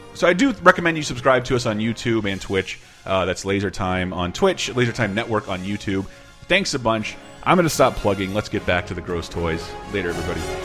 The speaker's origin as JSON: {"language": "English", "town": "Tallahassee", "region": "Florida", "country": "United States", "tie": "born or raised there", "said": "I grew up in the South, but not like the not even like the grotesque or the fun South, or like the, the hmm. just like Tallahassee, Florida"}